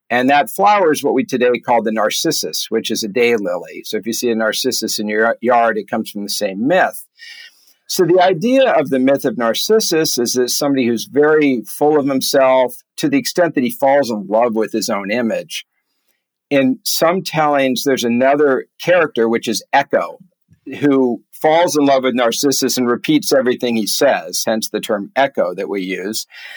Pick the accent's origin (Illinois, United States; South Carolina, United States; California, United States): California, United States; as a kid growing up in California